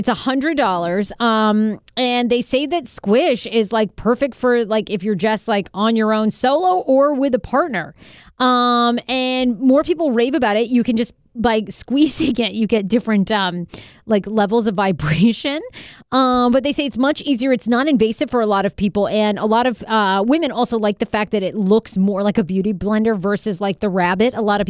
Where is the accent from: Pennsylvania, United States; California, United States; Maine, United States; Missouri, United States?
Maine, United States; moved away; I grew up in Maine. There was nothing to do but drink and fuck.